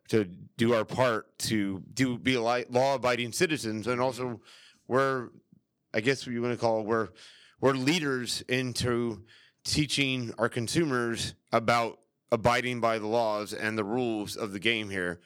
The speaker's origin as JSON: {"language": "English", "town": "St. Petersburg", "region": "Florida", "country": "United States", "tie": "born or raised there", "moved": "as an adult", "lives_now": "Orlando, United States", "said": "I was born and raised in St. Pete, Tampa area"}